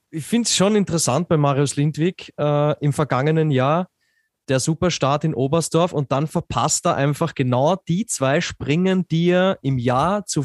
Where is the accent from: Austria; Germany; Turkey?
Austria; Äh, oder herumkupft, wie man so schön sagt bei uns in Österreich.